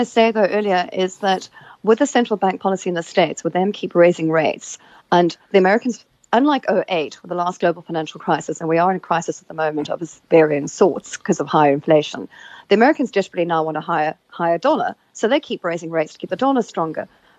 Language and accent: English; South Africa; I am away from South Africa at the moment.